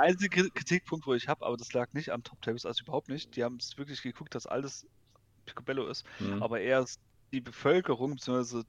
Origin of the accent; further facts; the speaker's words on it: Baden-Württemberg, Germany; ich komme ja eher aus dem Süden Deutschland, also aus mhm. Baden-Württemberg